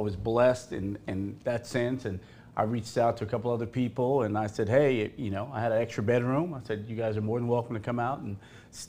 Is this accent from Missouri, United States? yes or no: no; South Texas, United States; now in Dallas, United States; I'm from South Texas, so I love Mexican food.